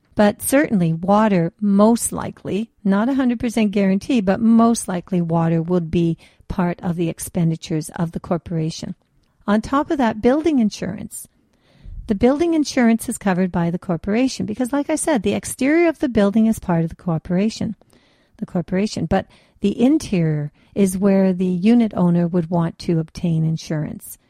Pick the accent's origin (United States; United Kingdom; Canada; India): Canada; also born or lived in German ancestry; Canada is very well known for our multiculturalism